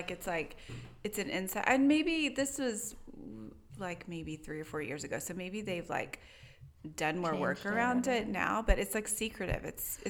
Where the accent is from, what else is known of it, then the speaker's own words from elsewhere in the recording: Tyler, Texas, United States; Tyler in East Texas.